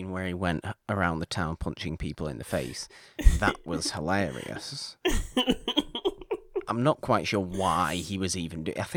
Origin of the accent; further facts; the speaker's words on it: Canada; I'm Canadian.